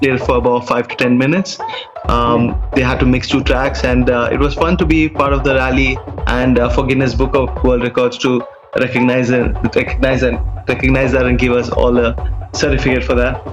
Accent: Dubai, United Arab Emirates; I was born and raised in Dubai

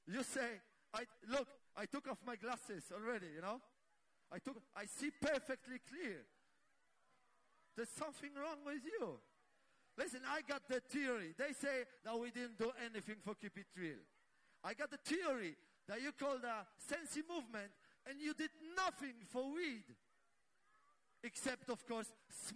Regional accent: Poland; We come from Poland

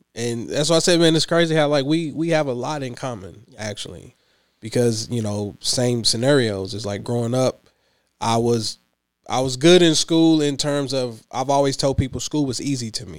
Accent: Clinton, Kentucky, United States; also born or lived in Lexington, Kentucky; now in Louisville, United States; Hickman County, born and raised

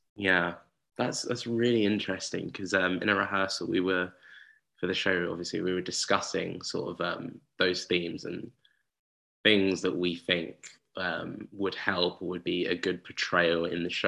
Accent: Uxbridge, London, United Kingdom; I'm from Uxbridge

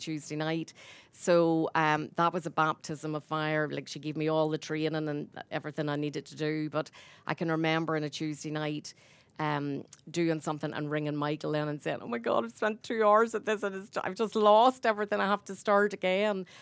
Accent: Ballymena, Northern Ireland, United Kingdom; moved away as an adult; now in Newcastle West, Ireland; I'm from Ballymena

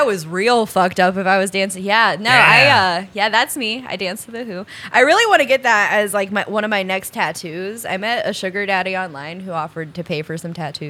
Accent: Colorado Springs, Colorado, United States; born there; The Air Force and I was born in Colorado Springs.

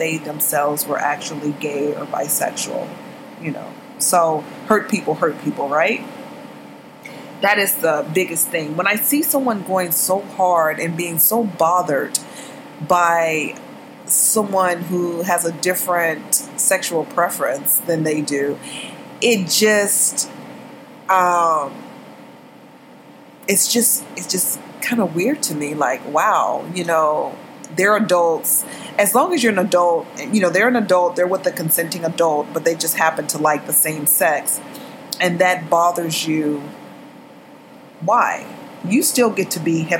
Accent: Texas, United States; moved away as an adult; now in Los Angeles, United States; I grew up in Texas

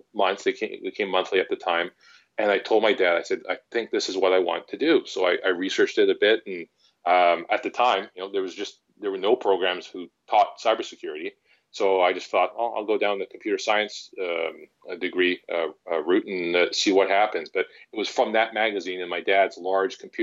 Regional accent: Vancouver, British Columbia, Canada; I've actually grown up, born and bred in Vancouver, British Columbia, Canada

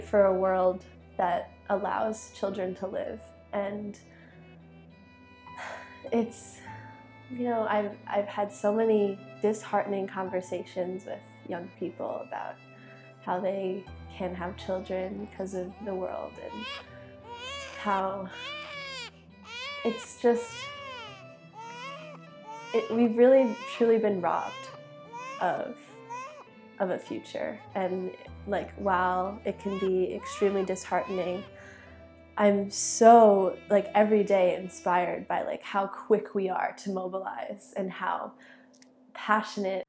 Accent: Long Island, New York, United States; Growing up on Long Island

